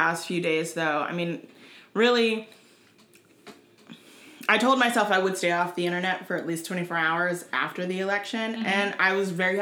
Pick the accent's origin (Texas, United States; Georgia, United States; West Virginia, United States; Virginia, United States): Georgia, United States; Atlanta; I'm from Atlanta